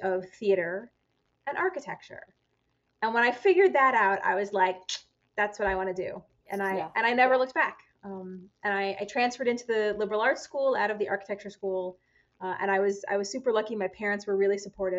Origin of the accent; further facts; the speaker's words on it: New York, United States; moved away as an adult; now in Twin Cities, United States; I grew up in New York